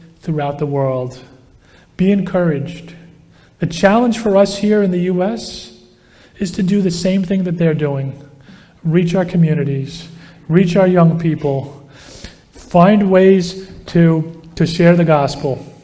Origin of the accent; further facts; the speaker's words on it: United States; as an American